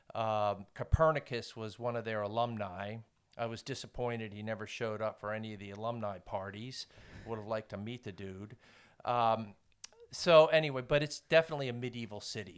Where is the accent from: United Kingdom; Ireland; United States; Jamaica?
United States; Woodstock, New York; moved away as an adult; also born or lived in Poland; now in Blacksburg, United States; I grew up in Woodstock, New York